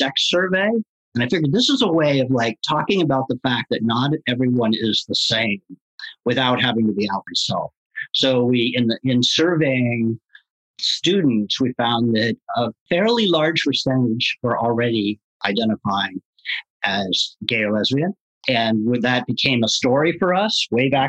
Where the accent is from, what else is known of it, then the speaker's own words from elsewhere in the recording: Marin County, California, United States; growing up in Marin County, California